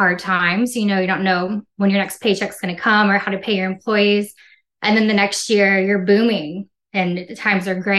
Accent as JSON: {"language": "English", "town": "Corpus Christi", "region": "Texas", "country": "United States", "tie": "born or raised there", "also_born_or_lived": "New Mexico", "lives_now": "New Braunfels, United States", "said": "I'm from Corpus Christi, Texas. It's a little beach city down in the Gulf of Mexico"}